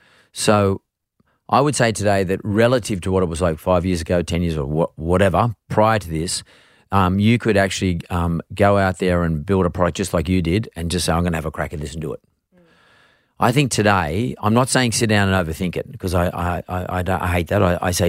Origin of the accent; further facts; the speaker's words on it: Perth, Western Australia, Australia; I grew up in Perth and I was a different everybody else. I looked a bit different.